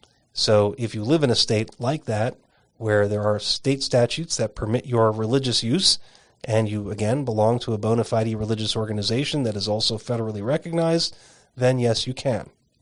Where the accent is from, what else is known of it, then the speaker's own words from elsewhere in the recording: Arizona, United States; In the instance of peyote, for example, my home state of Arizona has a peyote protection statute